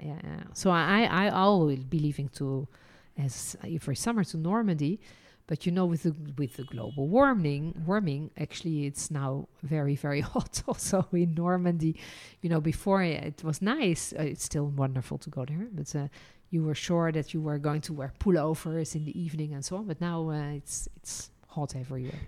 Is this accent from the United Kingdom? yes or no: no; Netherlands; also born or lived in France; now in Israel; I was born in Holland